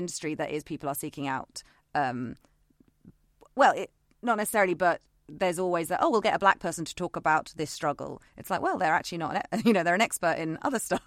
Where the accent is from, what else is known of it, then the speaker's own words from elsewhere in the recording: United Kingdom; We're British